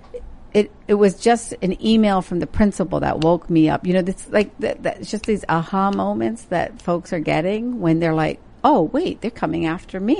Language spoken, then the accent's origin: English; West Virginia, United States; also born or lived in India; growing up in West Virginia